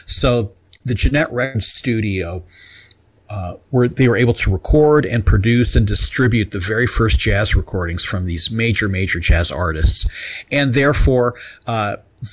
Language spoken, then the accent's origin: English; Carbondale, Illinois, United States; moved away as an adult; also born or lived in Ohio; now in Bloomington, United States; I grew up very near Carbondale, Illinois